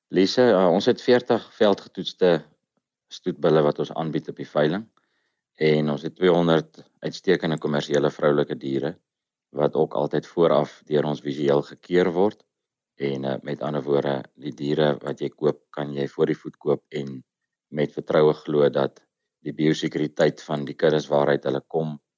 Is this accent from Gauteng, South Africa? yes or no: no; Vryburg, North West, South Africa; ek is van van Vryburg omgewing.